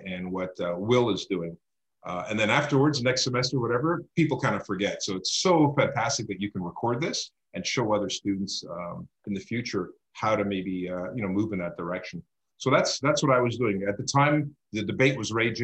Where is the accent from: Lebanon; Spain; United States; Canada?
Canada; as a Canadian, as somebody living here in Canada